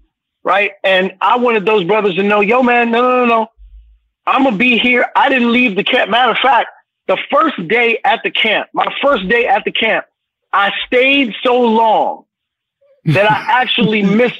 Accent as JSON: {"language": "English", "town": "Brooklyn", "region": "New York", "country": "United States", "tie": "born or raised there"}